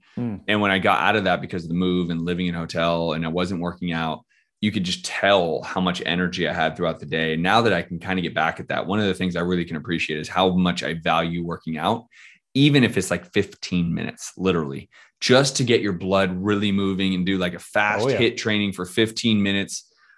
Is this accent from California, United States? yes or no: yes; San Francisco, California, United States; moved away; also born or lived in Scottsdale; I'm from San Francisco.